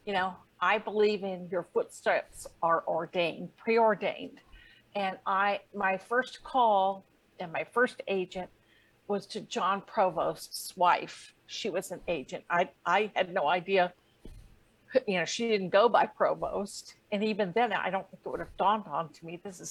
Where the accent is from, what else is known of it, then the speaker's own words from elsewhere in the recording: Ohio, United States; I was from Ohio